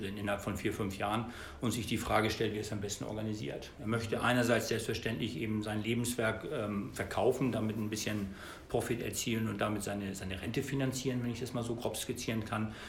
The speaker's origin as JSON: {"language": "German", "country": "Germany", "said": "meine persönliche Situation im Zusammenhang mit Brexit als Deutscher"}